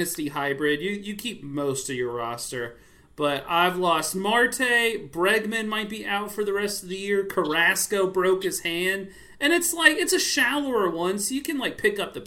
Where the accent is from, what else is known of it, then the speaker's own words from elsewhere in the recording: Davidson, North Carolina, United States; I'm from Davidson, North Carolina